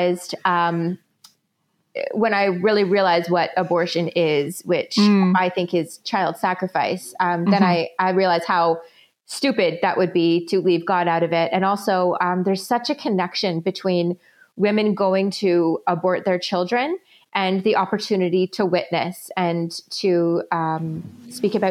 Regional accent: Canada; I'm a Canadian anti-abortion activist.

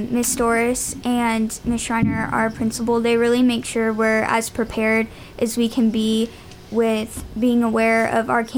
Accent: Gallatin, Tennessee, United States; I'm from Gallatin

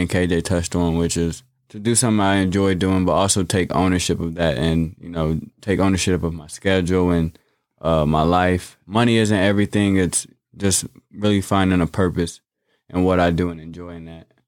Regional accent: Bloomington, Illinois, United States; I was born and raised here in Bloomington, Normal.

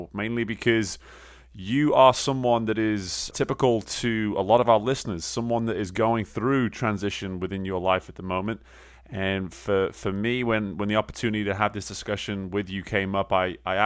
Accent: England, United Kingdom; an English guy who did not grow up on baseball

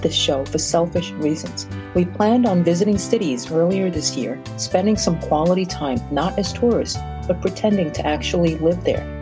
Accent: New York City, New York, United States; also born or lived in Brazil / Bay Ridge, Brooklyn; I was born in Brazil, South America, from an Asian family, and grew up in Brooklyn, New York

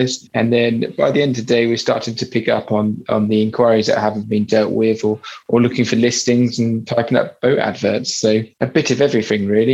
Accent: Warsash, South East England, United Kingdom; also born or lived in Birmingham; I grew up locally here in Worsash on the Hamble River, but originally from Birmingham, not that anyone could tell because I've lost my accent

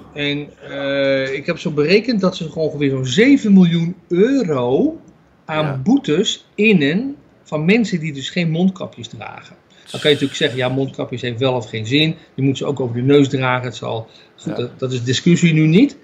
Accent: Netherlands; now in Israel; als Nederlanders

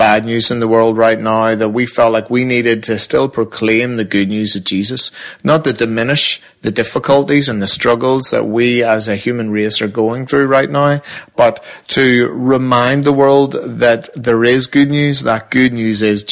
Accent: Northern Ireland, United Kingdom; We very much have a weird identity crisis being Northern Irish.

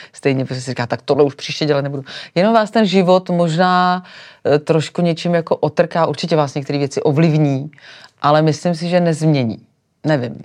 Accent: Sokolov, Karlovy Vary Region, Czechia; now in Prague, Czech Republic; já jsem přišla do Prahy Řekla jsem, že jsem ze Sokolova

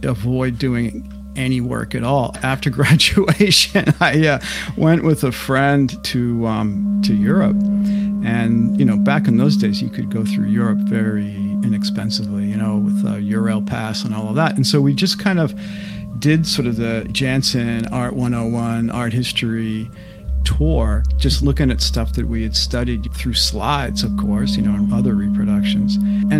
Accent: Westborough, Massachusetts, United States; also born or lived in Worcester, Massachusetts; I was born in Worcester, Massachusetts, the oldest of five kids, and my family moved to a small town called Westboro, Massachusetts

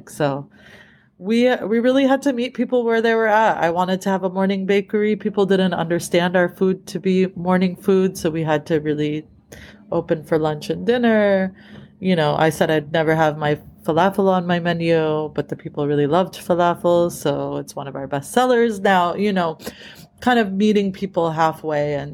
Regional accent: East Coast, United States; now in California, United States; that's what moved me out here to California. I was, I grew up in the East Coast

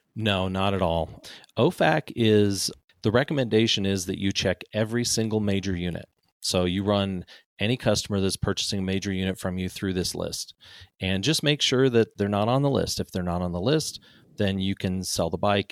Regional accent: Cape Town, Western Cape, South Africa; now in United States; I grew up in Cape Town, South Africa.

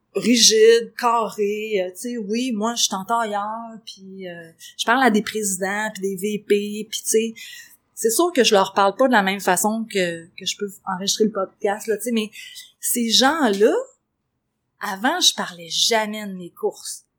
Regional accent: Quebec, Canada; on est des Québécois

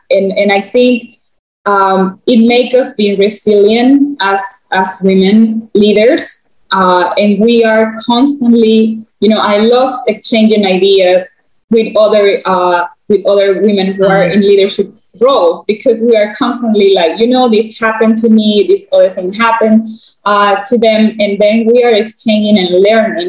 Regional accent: central provinces of Panama, Panama; English is a second language; I grew up in a city that is right in one of the center provinces of Panama. So I didn't grow up in the capital city.

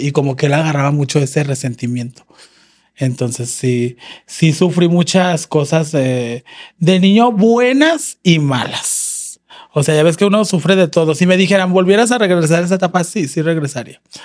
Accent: León, Guanajuato, Mexico; now in Guadalajara, Mexico; yo soy de León, Guanajuato

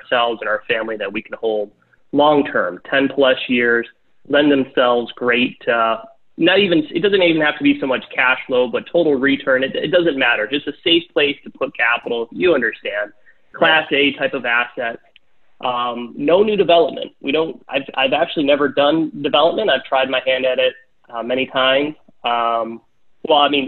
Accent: Michigan, United States; we're from Michigan

